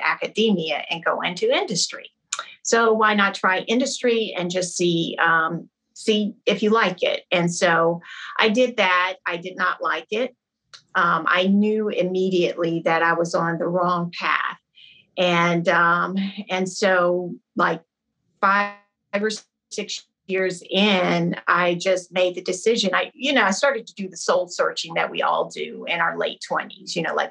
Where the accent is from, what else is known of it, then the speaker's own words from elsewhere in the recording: Camden, South Carolina, United States; also born or lived in Trenton, New Jersey / Spartanburg, South Carolina; I was born in Trenton, New Jersey, which is my dad's hometown. And I was raised in Camden, South Carolina, which is my mom's hometown